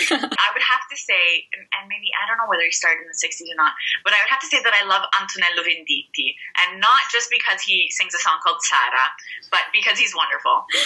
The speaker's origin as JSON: {"language": "English", "country": "Canada", "moved": "as an adult", "lives_now": "Siena, Italy", "said": "I'm Canadian"}